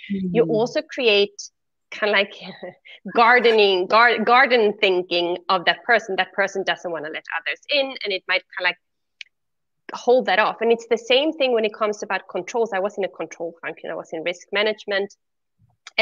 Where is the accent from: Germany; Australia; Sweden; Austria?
Sweden; first language Swedish; English is a second language; now in Switzerland; I live in Switzerland, but I'm originally from Sweden. So that is why when I speak German or when I speak Swedish or when I, well, not when I speak Swedish, that's my native language. But when I speak English, yeah, that I have an accent.